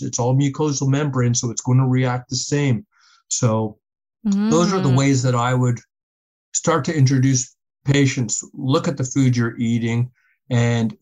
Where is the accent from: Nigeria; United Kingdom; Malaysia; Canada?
Canada; We're Canadian.